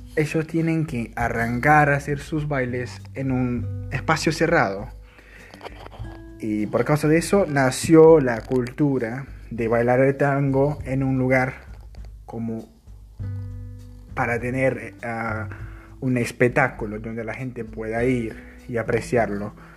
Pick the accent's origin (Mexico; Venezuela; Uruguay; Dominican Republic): Uruguay; la cultura uruguaya, un poco de nuestra música, de nuestro idioma